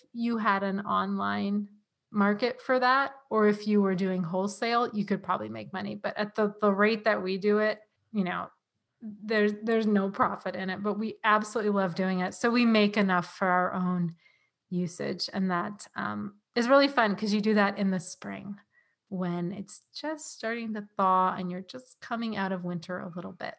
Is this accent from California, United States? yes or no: yes; San Diego, California, United States; moved away as an adult; also born or lived in New England; now in Vermont, United States; I am from San Diego, California